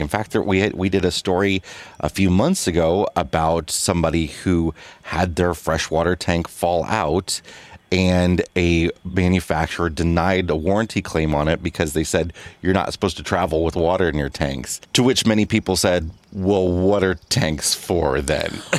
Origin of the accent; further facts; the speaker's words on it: Midwest, United States; moved away as an adult; we thought we grew up in the Midwest